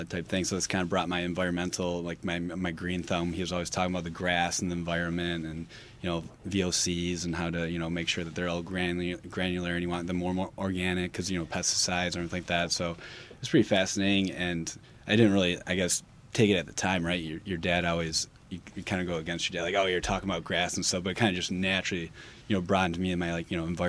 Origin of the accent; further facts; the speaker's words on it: Clarkston, Michigan, United States; Clarkson, Michigan